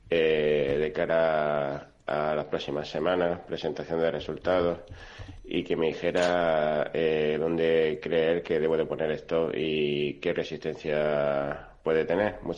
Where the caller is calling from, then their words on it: Almería, Andalusia, Spain; Buenas tardes, eh, soy …, eh, de Almería.